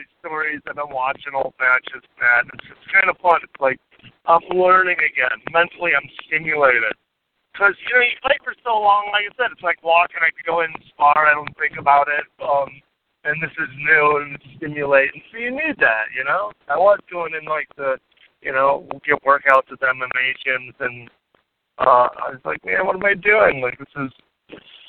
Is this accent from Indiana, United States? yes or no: yes; Munster, Indiana, United States; moved away; my hometown of Munster